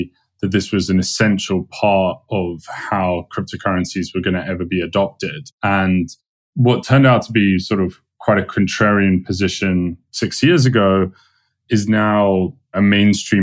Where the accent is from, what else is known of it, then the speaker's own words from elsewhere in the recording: London, United Kingdom; moved away as an adult; now in United States; I'm from London